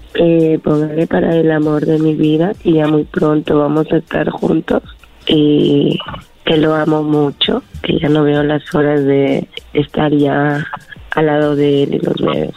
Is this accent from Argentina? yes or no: no; Peru; yo soy de Perú